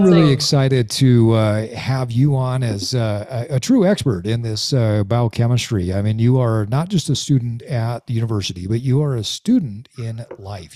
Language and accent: English; Utah, United States; I grew up in Utah. I've lived here the majority of my life